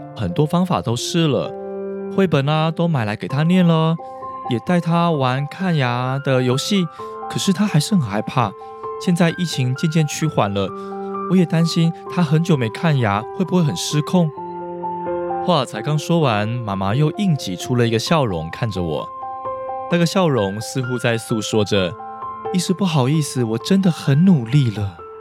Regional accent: Taiwan; 台湾的家庭里，无所不用其极，想要抑制孩子哭的行为，这包括我小时候在学校成长的背景里也是这样的

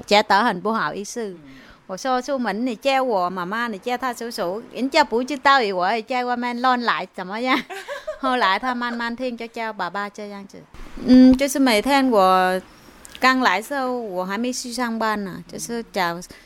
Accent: An Giang, Vietnam; Chinese is a second language; moved away as an adult; now in Tianwei, Taiwan; 我就业男子住那个安江，我是南部的，我二零零四年来吧

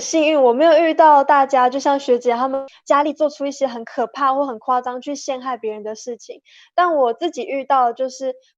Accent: Nantou County, Taiwan; 我们家相伴的南投美人腿公主选拔

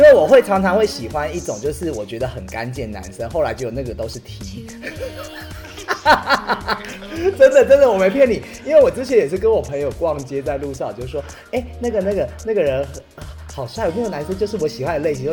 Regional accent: Taiwan; 我爸爸是闽南人，在台湾，就是我们小时候讲闽南语

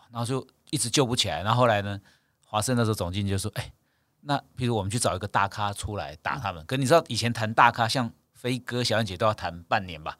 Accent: Keelung, Taiwan; 我是基隆出生的啊

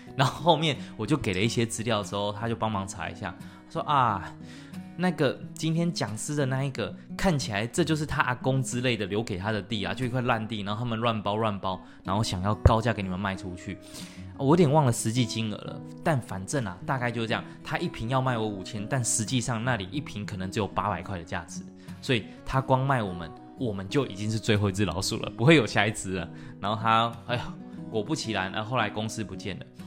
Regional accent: Taiwan; 以我们台湾人平均对国外机构的认知都太低了，而英文程度也没那么好

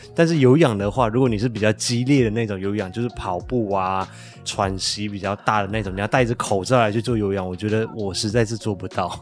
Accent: Malaysia; now in Taiwan; 我的老家，也就是马来西亚

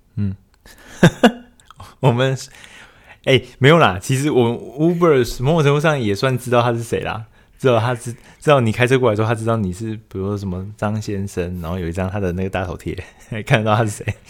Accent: Taiwan; 我们台湾这边

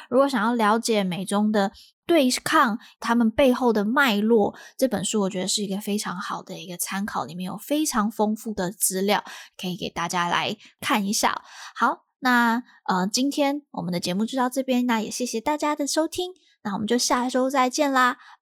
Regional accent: Taiwan; moved away as an adult; now in United States; 从小在这个环环境长大嘛，的一个，台湾人这些因素，让我到了美国之后

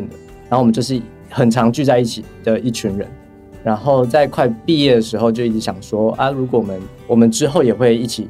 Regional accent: Chiayi, Chiayi County, Taiwan; 因为我是嘉义人，所以那个时候就有看过软剧团在嘉义的一些戏剧演出。

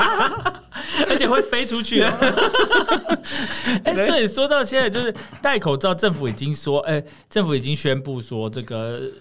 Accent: Taiwan; 我们台湾人

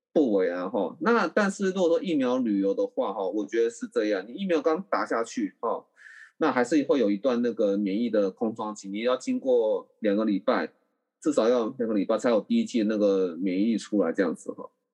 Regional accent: Taiwan; 我们台湾人

